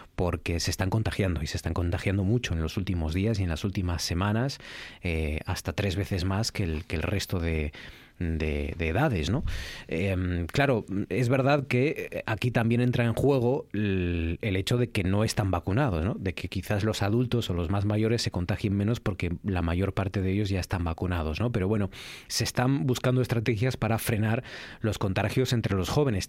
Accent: Asturias, Spain; los, asturianos, ¿no? Como asturianos

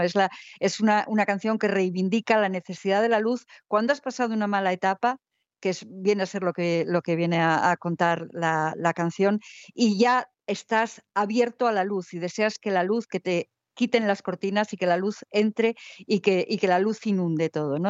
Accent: Spain

